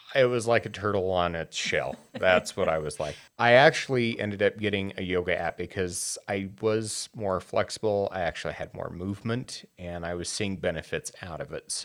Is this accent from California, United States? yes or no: no; Wyoming, United States; now in Utah, United States; I grew up in Wyoming